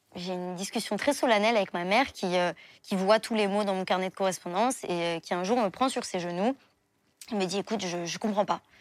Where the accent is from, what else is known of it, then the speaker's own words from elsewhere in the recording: Paris, Île-de-France, France; also born or lived in Levallois-Perret; je suis née à Levallois-Perret, mais j'ai toujours vécu à Paris